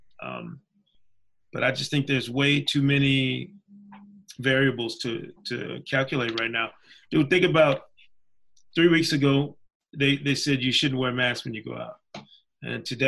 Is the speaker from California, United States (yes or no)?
no; Grand Rapids, Michigan, United States; I'm from Grand Rapids, Michigan, so I grew up on the eastern shadow of Jordan mania